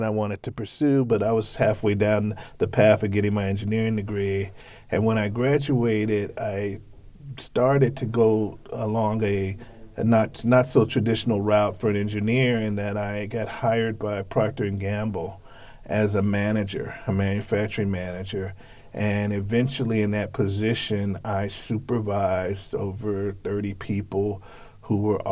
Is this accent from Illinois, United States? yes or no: yes; Chicago, Illinois, United States; moved away as an adult; also born or lived in Los Angeles, California; now in Texas, United States; I grew up on the South Side of Chicago